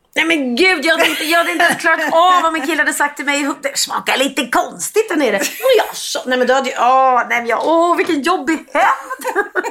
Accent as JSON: {"language": "Swedish", "town": "Gustavsberg", "region": "Stockholm County", "country": "Sweden", "tie": "born or raised there", "said": "jag är då uppvuxen eh, på Värmdö och gick i skola i Gustavsberg"}